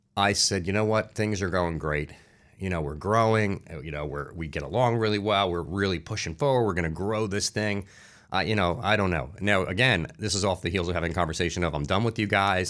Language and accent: English; Newark, New Jersey, United States; also born or lived in Irvington, New Jersey; I grew up in New Jersey. Like I said, I grew up in Newark, in, uh, Irvington.